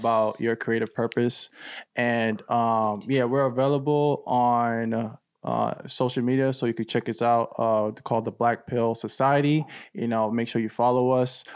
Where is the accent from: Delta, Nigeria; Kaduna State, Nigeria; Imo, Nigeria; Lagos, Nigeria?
Imo, Nigeria; Owerri; moved away; my hometown in Nigeria, Owerri